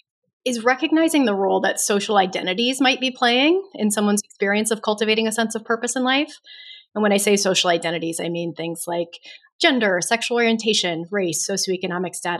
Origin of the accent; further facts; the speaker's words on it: United States; my experience as a woman, as an American, as a straight person